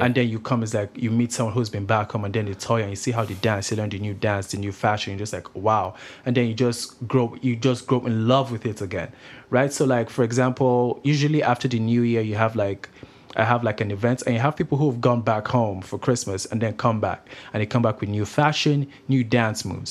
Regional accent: Nigeria; also born or lived in Grande Prairie, Canada; now in Kelowna, Canada; I'm actually Nigerian. I come from Nigeria. I moved to, uh, Canada in two thousand eight.

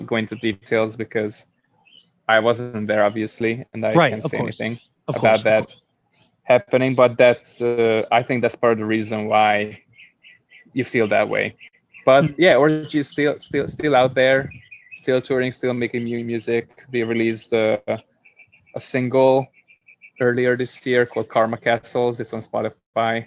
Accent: Budapest, Hungary; moved away as an adult; also born or lived in New York; I'm building a community of foreign people who live in my hometown

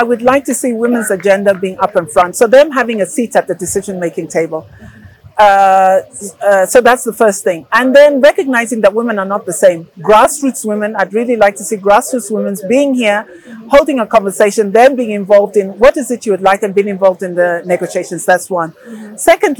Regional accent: Zambia; English is a second language; I know that I come from, for instance, I came from Zambia to here.

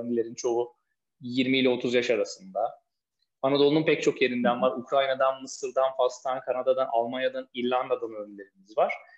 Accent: Tekirdağ, Turkey; now in Istanbul, Turkey; Üsk, İstanbul'da oturuyorum. Tekirdağlıyım

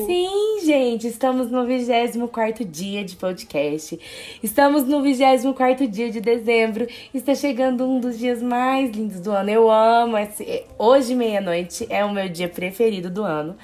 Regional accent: Brazil; a gente é brasileiro

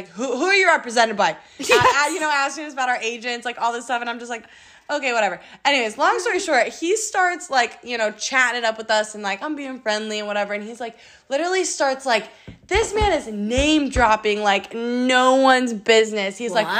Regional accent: Midwest, United States; and also growing up in the Midwest

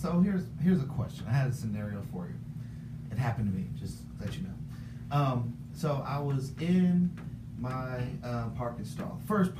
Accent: Los Angeles, California, United States; now in Las Vegas, United States; I'm from California

